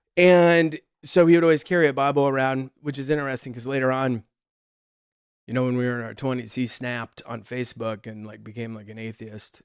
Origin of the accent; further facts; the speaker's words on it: Nebraska, United States; moved away as an adult; also born or lived in Los Angeles, United States; we're from Nebraska